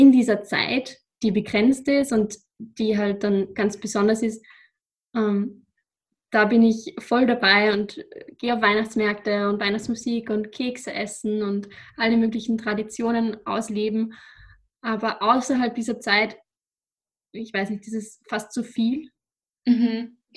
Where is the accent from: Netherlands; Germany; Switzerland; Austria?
Austria; Upper Austria; now in Vienna, Austria; Ich komme aus Oberösterreich und wohne derzeit in Wien.